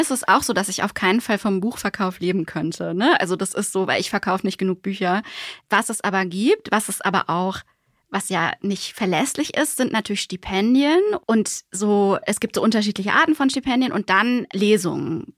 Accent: Germany; also born or lived in Switzerland / Bonn; wir als Deutsche

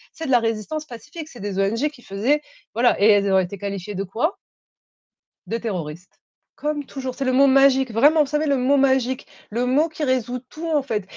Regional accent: France; je, suis française

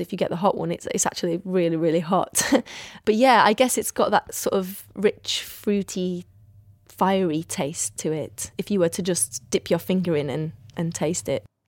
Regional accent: Iraq; moved away; what I grew up with in Iraq

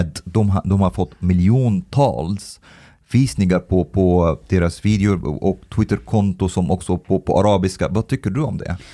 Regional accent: Egypt; now in Sweden; jag kommer från Egypten

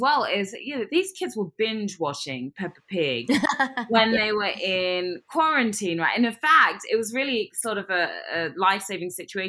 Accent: United Kingdom; accent: British; moved away as an adult; now in United States; I came over when I was like 18, so I have my firm British accent.

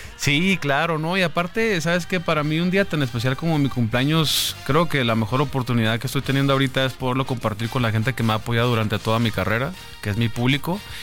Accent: Tijuana, Baja California, Mexico; moved away as an adult; also born or lived in Sonora, Mexico / San Diego, United States; now in Mexico City, Mexico; nací en Sonora, pero crecí en Tijuana y San Diego. Eh, me vine a los 18 años para acá más o menos.

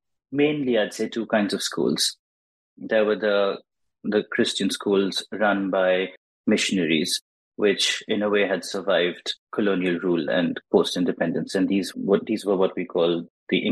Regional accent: India; born or raised there; English is a second language

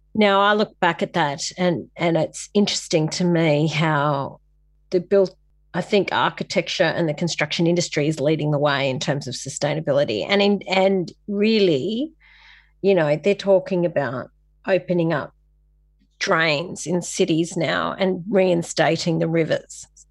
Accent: Sydney, New South Wales, Australia; moved away as an adult; also born or lived in Kings Cross; now in Coffs Harbour, Australia; I'm from La Perouse in Sydney, so the, the heartland of the N R L, which is a great place for an artist to grow up

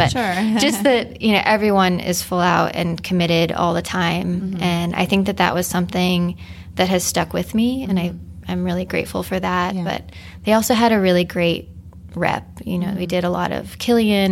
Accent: Phoenix, Arizona, United States; also born or lived in Los Gatos, California / Stuttgart, Germany; now in San Francisco, United States; I was born near in Los Gatos near San Jose. Mm-hmm. And then when I was young, my family moved to Phoenix.

